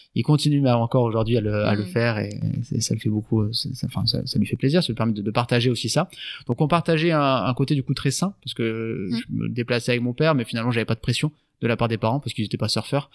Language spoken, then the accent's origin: French; Landes, Nouvelle-Aquitaine, France; also born or lived in Tahiti; j'ai 32 ans, originaire du département des Landes. J'habite sur la sur la commune de Moliette.